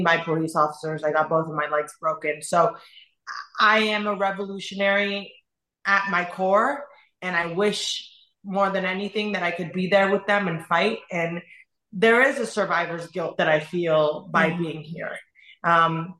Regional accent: Qom, Qom Province, Iran; moved away; I was born in Iran. I was born in the city of Qom. So my family is extremely religious

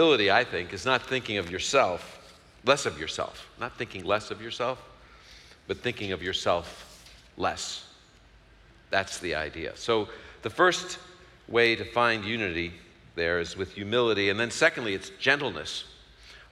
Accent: New York City, New York, United States; I'm from Brooklyn

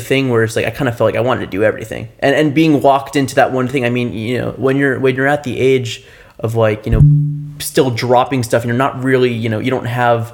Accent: South Florida, United States; I'm from South Florida

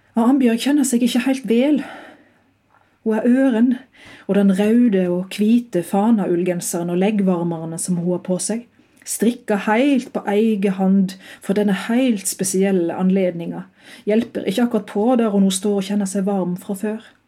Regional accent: Eidfjord, Vestland, Norway; Jeg hadde undervisning på Hardingfela midt i skoletida eh, hjemme i Eifjord

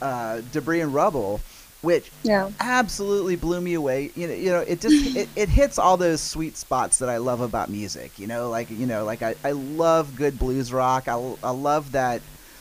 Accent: New Orleans, Louisiana, United States; I'm from New Orleans

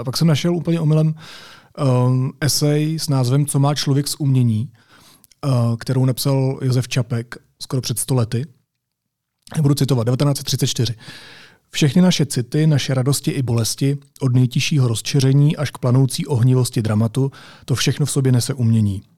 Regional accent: Czechia; my jako Češi

